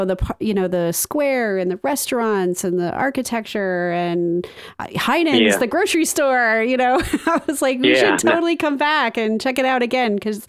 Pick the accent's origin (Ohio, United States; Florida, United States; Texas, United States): Ohio, United States; Northwest; now in Cleveland, United States; I'm a transplant to Cleveland. I grew up in Northwest Ohio.